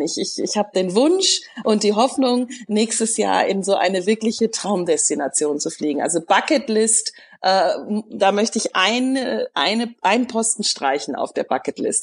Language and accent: German; near Cologne, North Rhine-Westphalia, Germany; also born or lived in Frankfurt; bin auch in der Nähe von Köln groß geworden, sodass ich schon als Kind die Lieder gehört habe